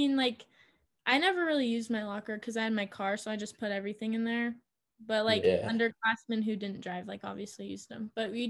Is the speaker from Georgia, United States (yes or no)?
no; Eugene, Oregon, United States; moved away as an adult; also born or lived in Junction City, Oregon / Idaho; now in Boise, United States; I'm originally from Eugene, Oregon. I have currently moved to Idaho because I am attending Boise State University.